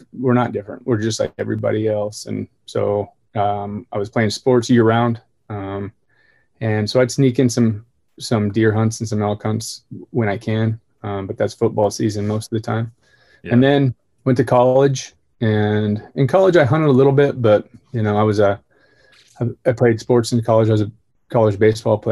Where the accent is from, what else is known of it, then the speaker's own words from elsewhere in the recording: Bonners Ferry, Idaho, United States; I was born in North Idaho, small town called Bonner's Ferry